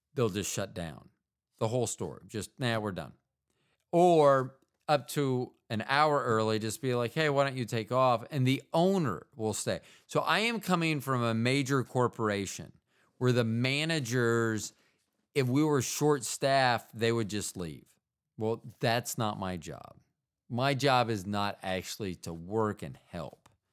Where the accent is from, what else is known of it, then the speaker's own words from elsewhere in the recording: United States; as an American